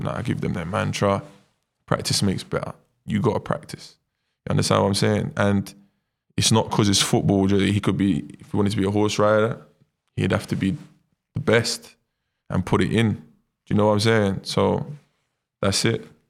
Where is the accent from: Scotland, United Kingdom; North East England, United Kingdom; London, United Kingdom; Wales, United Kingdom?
London, United Kingdom; moved away as an adult; also born or lived in Brazil; my mum and dad was the first out of all their friends in East London to have their own apartment